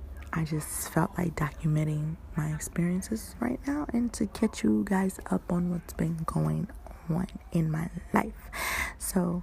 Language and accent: English; Detroit, Michigan, United States; now in California, United States; I'm from the dirty Detroit, okay? The Motor City